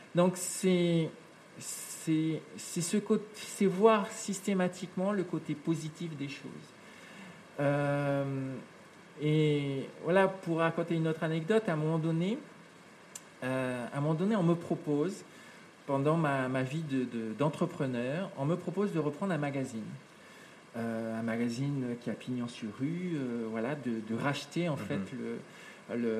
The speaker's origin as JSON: {"language": "French", "town": "Papeete", "country": "French Polynesia", "tie": "born or raised there", "also_born_or_lived": "New Caledonia", "said": "quand je suis arrivé en, Polynésie, avec, avec ma maman"}